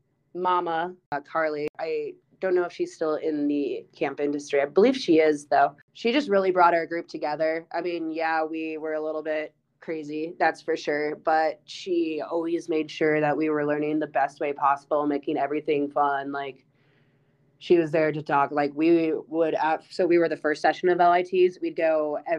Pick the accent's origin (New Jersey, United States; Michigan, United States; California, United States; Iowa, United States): Iowa, United States; growing up in Iowa